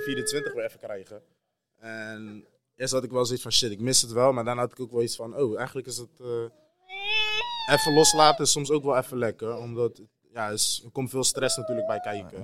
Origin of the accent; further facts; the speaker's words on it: Netherlands; wij als Nederlanders